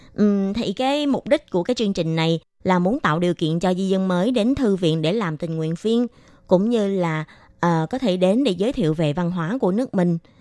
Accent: Vietnam; moved away; hồi nhỏ là ở Việt Nam

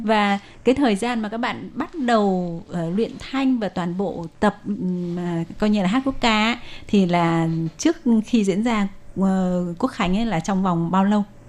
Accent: Vietnam; now in Taiwan

